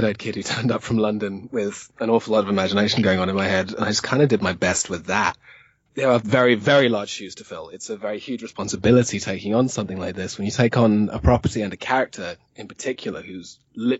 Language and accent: English; Zimbabwe; moved away; I grew up in Zimbabwe